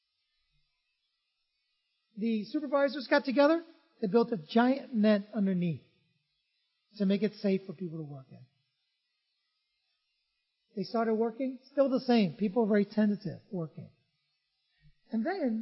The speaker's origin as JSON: {"language": "English", "town": "San Francisco", "region": "California", "country": "United States", "tie": "born or raised there", "also_born_or_lived": "Vietnam", "said": "I grew up in San Francisco"}